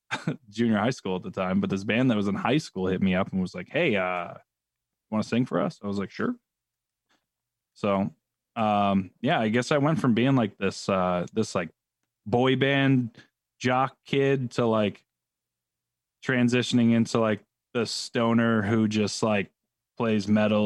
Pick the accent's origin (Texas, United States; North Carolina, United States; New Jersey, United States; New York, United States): New York, United States; also born or lived in California; Could be just the New York thing. But I was born in California.